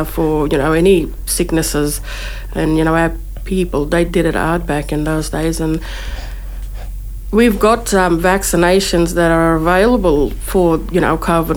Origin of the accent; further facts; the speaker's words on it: Cherbourg, Queensland, Australia; I'm from Cherbourg